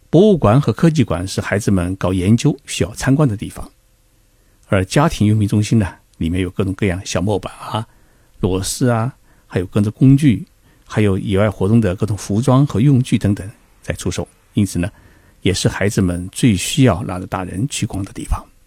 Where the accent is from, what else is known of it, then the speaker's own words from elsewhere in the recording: Zhejiang, China; 我老家在浙江，当地呢，产出杨梅，叫高氏晚稻杨梅，紫红色的，很甜